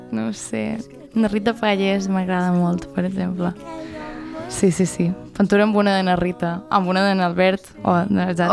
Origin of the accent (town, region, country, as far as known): Felanitx, Balearic Islands, Spain; born or raised there; moved away as an adult; also born or lived in Barcelona